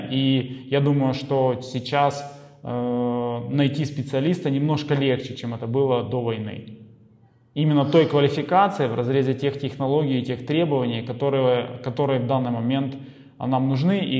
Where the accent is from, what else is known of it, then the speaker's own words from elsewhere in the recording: Ukraine; то, что мы с Украины, в Украине, родственники в Украине